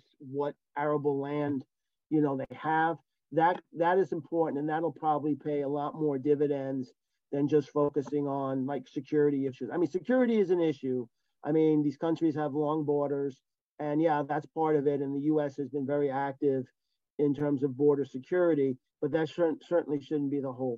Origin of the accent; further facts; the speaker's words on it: United States; I was from the United States